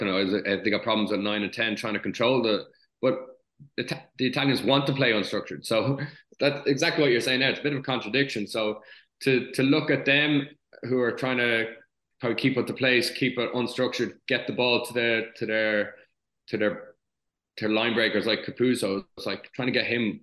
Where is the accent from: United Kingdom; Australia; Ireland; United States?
Ireland; as an Irish nation